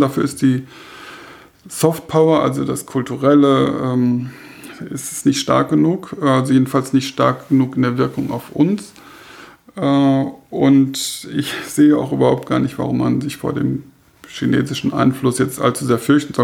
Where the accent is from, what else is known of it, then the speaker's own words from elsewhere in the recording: Germany; wir als Deutsche